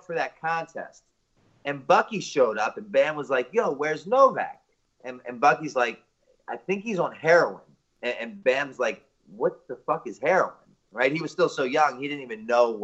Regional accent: Baltimore, Maryland, United States; I'm originally from Baltimore, Maryland, born and raised.

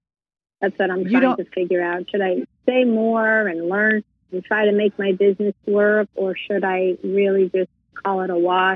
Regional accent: United States; I'm an American and gringa speaking it.

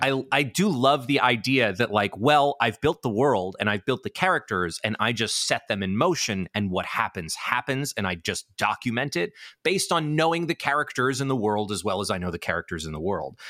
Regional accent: New York City, New York, United States; I grew up in New York City

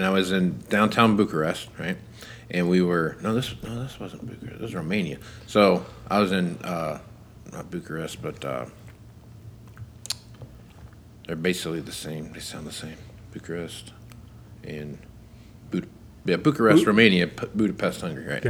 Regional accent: United States; I'm American.

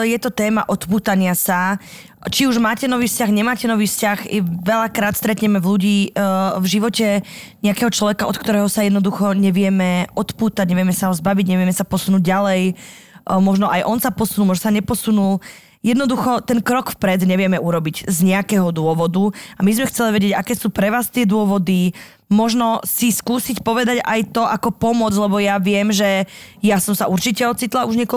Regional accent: Slovakia; now in Poland; som konečne sa dorazila na svoju rodnú zem

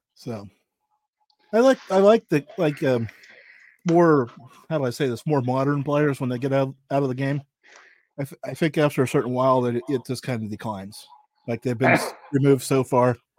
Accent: Pennsylvania, United States; I'm from Pennsylvania

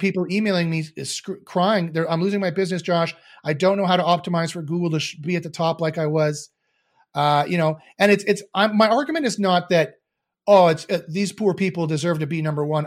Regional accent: Canada; I'm Canadian

